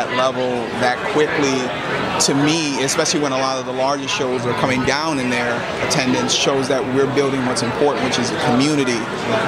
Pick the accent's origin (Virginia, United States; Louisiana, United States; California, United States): Louisiana, United States; New Orleans; moved away as an adult; now in Long Island, United States; I'm originally from New Orleans, and we only moved up to Long Island after Hurricane Katrina